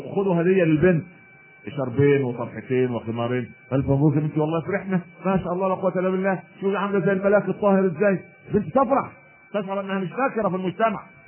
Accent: Egypt; عندنا في مصر

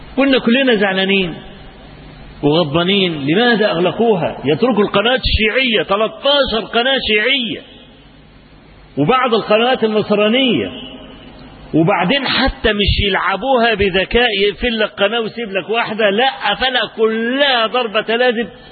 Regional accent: Egypt; عندنا في مصر

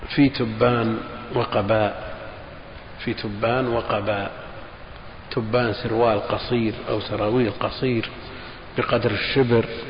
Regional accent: Al-Qassim, Saudi Arabia; عندنا في القصيم

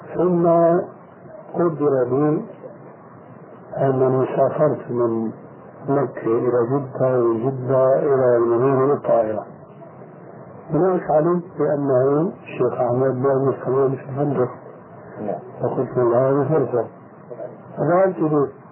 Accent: Egypt; عندنا في مصر

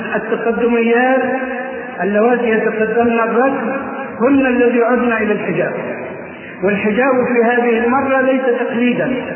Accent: Egypt; أنا مصري

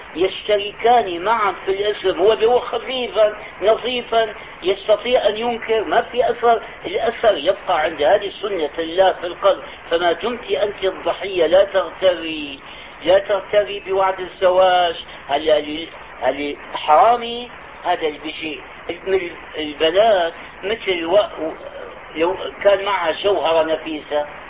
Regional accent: Syria; نظام البكالوريا عندنا في الشام

